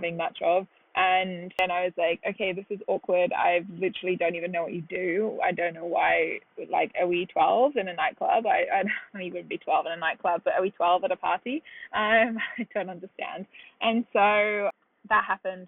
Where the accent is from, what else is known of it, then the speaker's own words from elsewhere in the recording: United Kingdom; moved away as an adult; now in New York, United States; I'm British originally, and I moved here about 5.5 years ago.